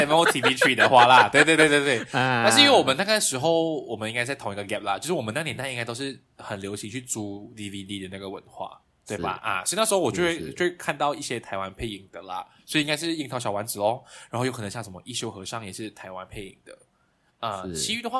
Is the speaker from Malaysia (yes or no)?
yes; Kuala Lumpur, Malaysia; 我来自马来西亚的中部、中南部啦啊，所以是吉隆坡，就是马来西亚的首都。